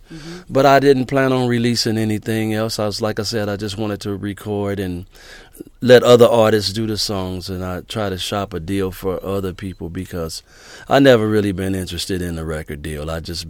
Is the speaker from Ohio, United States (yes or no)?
no; St. Louis, Missouri, United States; moved away as an adult; now in Rancho Cucamonga, United States; I'm actually born and raised in St. Louis.